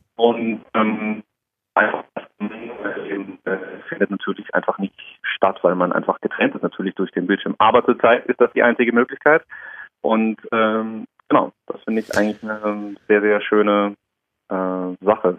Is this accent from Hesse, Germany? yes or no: yes; Darmstadt, Hesse, Germany; now in Karlsruhe, Germany; von meiner Heimatstadt Darmstadt ist es schon eher eine Großstadt